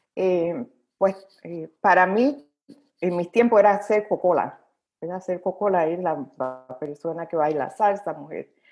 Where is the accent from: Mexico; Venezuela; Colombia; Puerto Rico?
Puerto Rico; Carolina; first language Spanish; moved away as an adult; also born or lived in Indiana, United States / Chicago, Illinois, United States; now in United States; yo soy negra y puertorriqueña